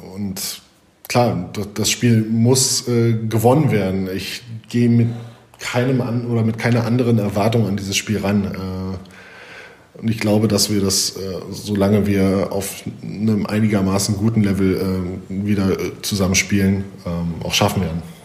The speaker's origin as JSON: {"language": "German", "country": "Germany", "also_born_or_lived": "Italy / Poland / Russia", "moved": "as an adult", "said": "als Deutscher in Deutschland"}